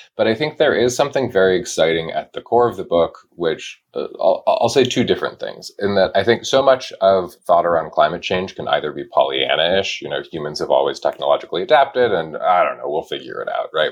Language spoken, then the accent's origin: English; Wyoming, United States; I grew up in Wyoming